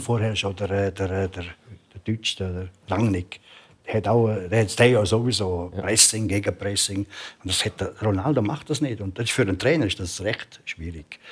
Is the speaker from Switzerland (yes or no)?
yes; Switzerland; ich bin Schweizer